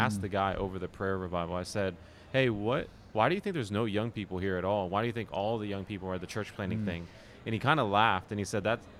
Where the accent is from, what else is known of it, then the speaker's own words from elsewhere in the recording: Dallas, Texas, United States; I'm from Dallas, Texas